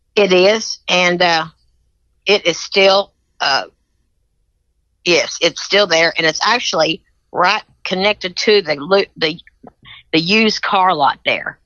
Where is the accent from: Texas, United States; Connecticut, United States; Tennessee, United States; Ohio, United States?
Tennessee, United States